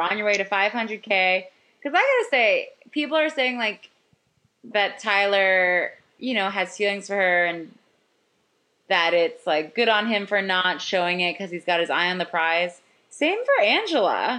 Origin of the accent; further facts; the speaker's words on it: Canada; I'm Canadian